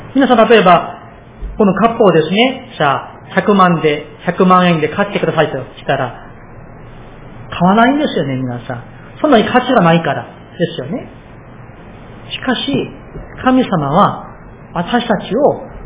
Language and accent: Japanese; South Korea; now in Japan; 私、韓国人として